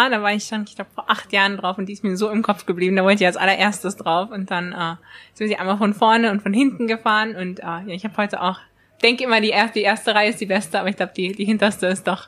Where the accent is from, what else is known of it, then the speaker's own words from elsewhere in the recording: Germany; Und zwar bin ich in Deutschland aufgewachsen, aber manchmal habe ich gar nicht so das Gefühl, dass man so die volle deutsche Mentalität hat